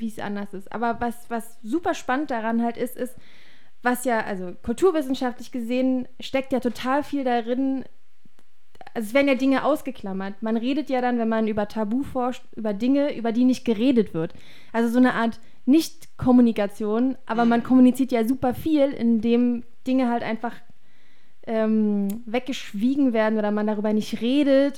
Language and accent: German; Germany; bei uns in Deutschland